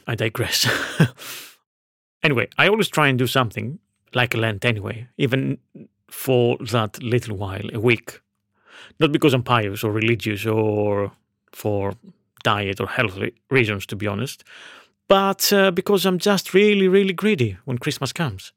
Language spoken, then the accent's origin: English; Veria, Central Macedonia, Greece; moved away; my hometown of Veria, in northern Greece